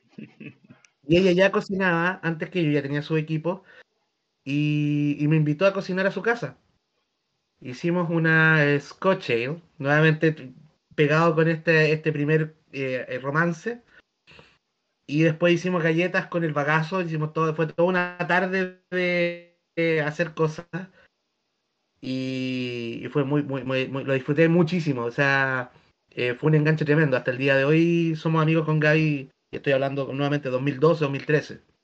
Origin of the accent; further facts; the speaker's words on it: Chile; also born or lived in southern Chile; estoy trabajando en mi ciudad natal